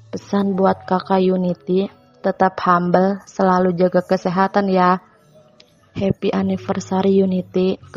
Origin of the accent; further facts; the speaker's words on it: Tangerang, Banten, Indonesia; Umur aku 18 tahun, kota asal aku Tangerang Cikupa.